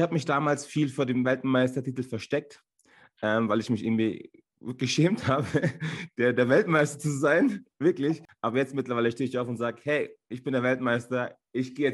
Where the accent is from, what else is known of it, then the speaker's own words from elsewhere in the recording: Turkey; ich bin Türke, ich bin Ausländer, ein Schwarzkopf